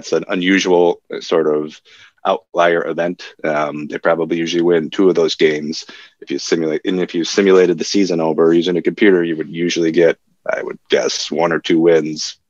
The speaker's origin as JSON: {"language": "English", "town": "Madison", "region": "Wisconsin", "country": "United States", "tie": "born or raised there", "moved": "as an adult", "said": "I grew up in Madison and I went to Madison for college. So I lived there for the first 23 years of my life or so"}